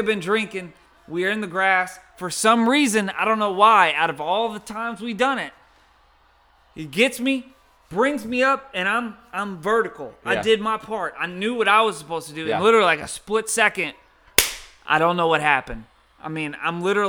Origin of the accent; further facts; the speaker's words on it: Louisiana, United States; We're from Louisiana, so we got names like Booty